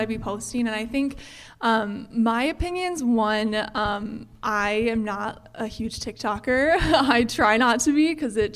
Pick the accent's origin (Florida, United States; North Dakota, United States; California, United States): North Dakota, United States; Fargo; moved away as an adult; also born or lived in Eau Claire, Wisconsin; growing up in the Fargo-Moorhead area